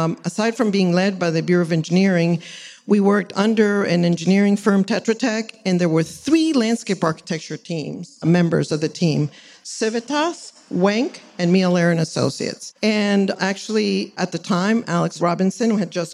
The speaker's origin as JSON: {"language": "English", "country": "El Salvador", "moved": "as an adult", "lives_now": "Los Angeles, United States", "said": "I'm from Central America. And my father was very involved in the environmental movement there. Founded the TPL of El Salvador"}